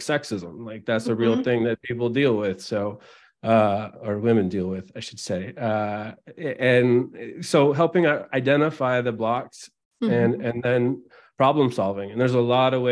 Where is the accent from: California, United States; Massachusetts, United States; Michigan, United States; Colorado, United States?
California, United States; Albany; also born or lived in Oakland, California; I grew up in Albany, California, which is right near Berkeley, California, in the San Francisco East Bay near Oakland.